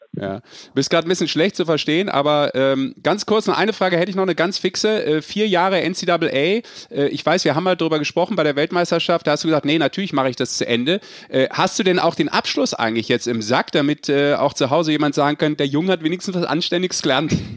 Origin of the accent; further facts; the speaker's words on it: Rhineland, Germany; Ich als Rheinländer